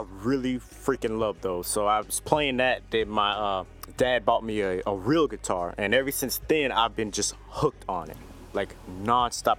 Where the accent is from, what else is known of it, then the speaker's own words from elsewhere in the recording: Houston, Texas, United States; I'm an artist from Houston, Texas